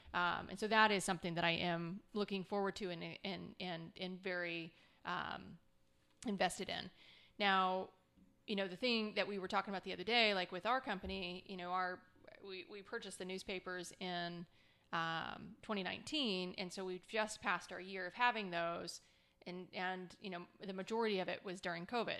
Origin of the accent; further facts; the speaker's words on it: Scottsdale, Arizona, United States; I grew up in Scottsdale, Arizona